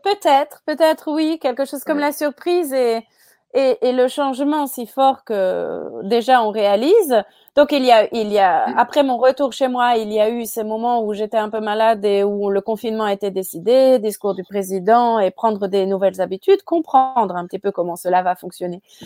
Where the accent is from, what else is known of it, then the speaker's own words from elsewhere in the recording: France; moi je suis française